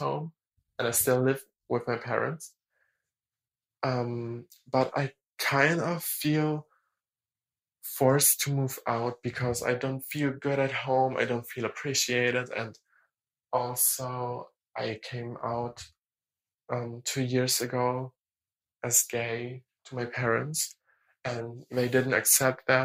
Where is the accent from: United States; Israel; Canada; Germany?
Germany; English is a second language; I'm 19 and I'm from Germany